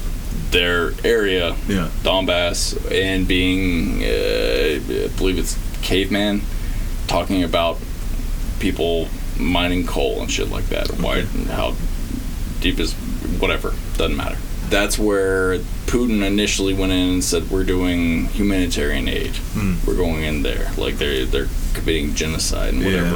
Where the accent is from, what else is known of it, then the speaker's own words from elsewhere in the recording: Texas, United States; I'm American. I'm Texan